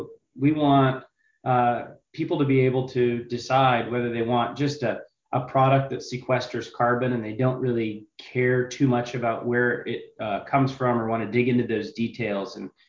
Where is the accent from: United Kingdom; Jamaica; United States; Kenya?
United States; Washington; as Dan said, I'm from Northeast Washington State, and we've got a pretty unique proposition